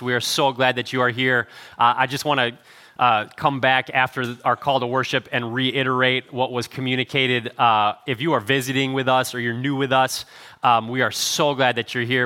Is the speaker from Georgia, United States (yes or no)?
no; Cleveland, Ohio, United States; I grew up in Cleveland